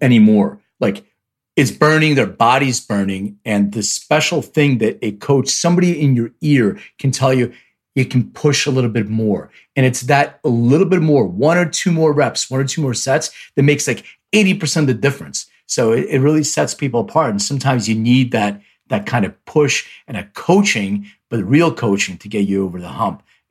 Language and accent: English; Philadelphia, Pennsylvania, United States; now in Los Angeles, United States; I'm originally from Philly, but I live in LA.